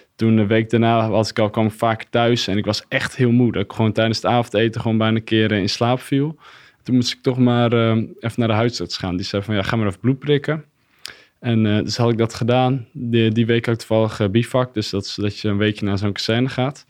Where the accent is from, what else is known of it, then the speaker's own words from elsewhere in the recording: Katlijk, Friesland, Netherlands; Ik kom uit Katlijk. Dat is een klein dorpje in de buurt van uh, Heerenveen